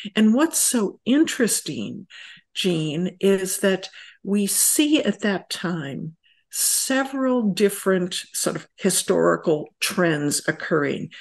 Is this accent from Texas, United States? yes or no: no; rural upstate New York, United States; moved away; I grew up in rural upstate New York